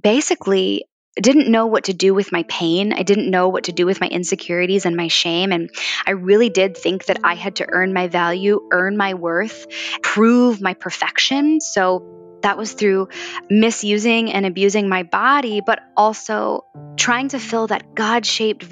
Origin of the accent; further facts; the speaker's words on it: Valley Forge, Pennsylvania, United States; moved away; I grew up just outside of Philadelphia in Valley Forge, Pennsylvania